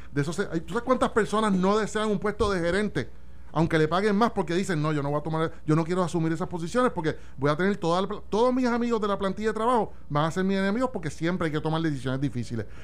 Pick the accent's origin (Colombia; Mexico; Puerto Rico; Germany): Puerto Rico; como puertorriqueños